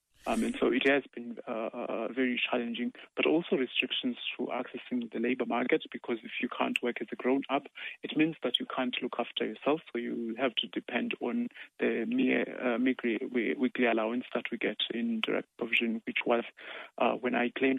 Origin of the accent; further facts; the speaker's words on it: Cape Town, Western Cape, South Africa; moved away as an adult; now in Ireland; I'm from Cape Town in South Africa.